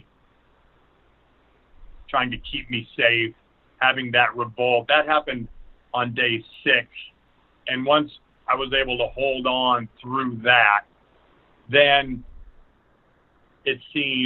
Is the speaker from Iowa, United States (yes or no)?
yes; Burlington, Iowa, United States; also born or lived in Mediapolis, Iowa; I grew up in Burlington and then ended up graduating from high school from Mediapolis